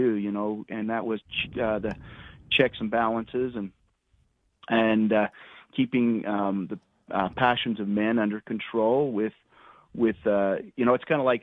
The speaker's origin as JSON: {"language": "English", "town": "Parowan", "region": "Utah", "country": "United States", "tie": "born or raised there", "said": "I'm a Utah native. I grew up in Parowan"}